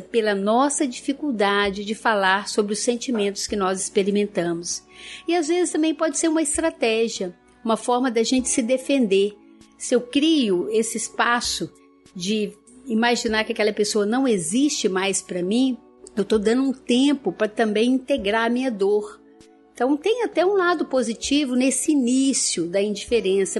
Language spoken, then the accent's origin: Portuguese; interior of Minas Gerais, Brazil; Lá na minha terra, interior de Minas